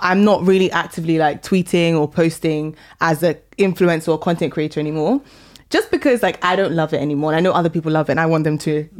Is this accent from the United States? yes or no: no; London, United Kingdom; also born or lived in Sheffield; I grew up in Northwest London.